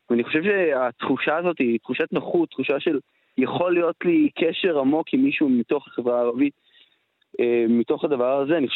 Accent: Zikhron Ya'akov, Haifa District, Israel; אני מזיכרון יעקב.

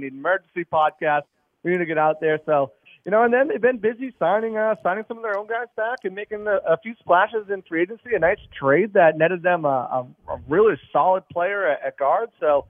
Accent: Boston, Massachusetts, United States; now in Tampa, United States; I'm from Boston originally

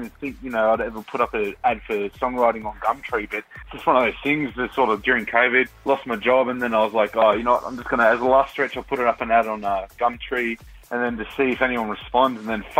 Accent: Southern Highlands, New South Wales, Australia; because I'm from the Highlands myself.

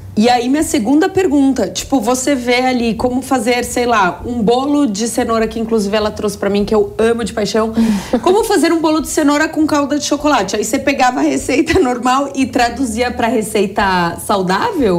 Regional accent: São Paulo, Brazil

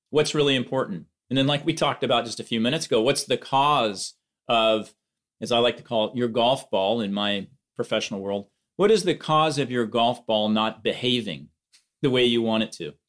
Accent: Eugene, Oregon, United States; here in Eugene, Oregon, back in my hometown

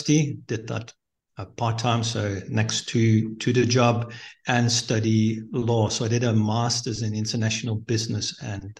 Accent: Netherlands; moved away as an adult; now in Mozambique; I'm born and raised in the Netherlands

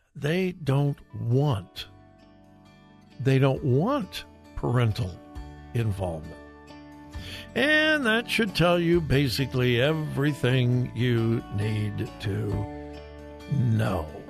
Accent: Southern California, United States; now in Ohio, United States; I am from Southern California

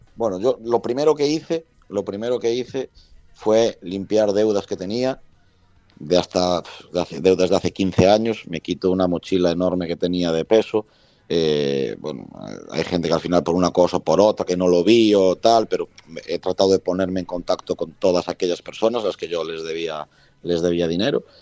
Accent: A Coruña, Galicia, Spain; yo soy de La Coruña, puedo viajar todo lo que viaje por el mundo, pero al final La Coruña es La Coruña

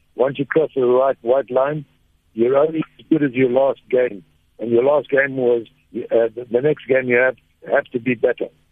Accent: Zimbabwe; also born or lived in Durban, South Africa; I come from a, a beautiful place called Zimbabwe. I was born in South Africa in Durban

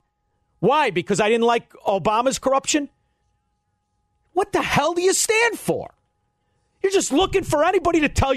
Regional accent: Illinois, United States; I grew up in Illinois

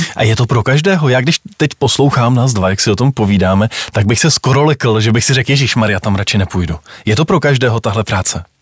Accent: Prague, Czechia; vyrůstal jsem na Pražském Smíchově

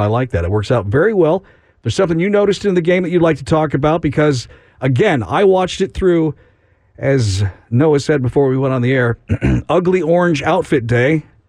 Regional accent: Chicago, Illinois, United States; now in Austin, United States; I'm from Chicago

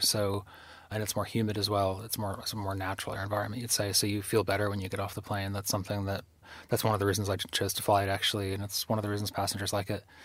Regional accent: Pittsfield, Massachusetts, United States; moved away; growing up in Pittsfield

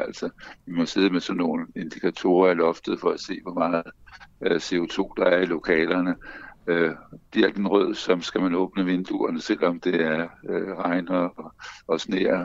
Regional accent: Bornholm, Capital Region of Denmark, Denmark; Jeg er opvokset på Bornholm, så jeg, jeg kan sagtens forstå Bornholmsk.

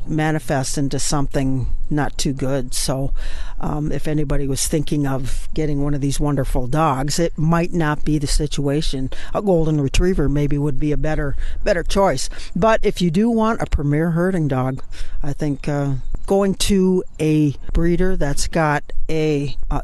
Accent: Southern Illinois, United States; I'm from Southern Illinois

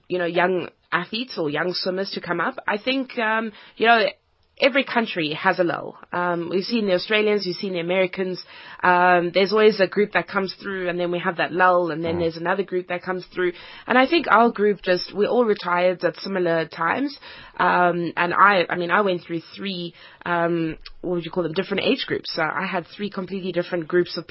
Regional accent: Cape Town, Western Cape, South Africa; moved away; also born or lived in Johannesburg / Europe; I grew up in Cape Town.

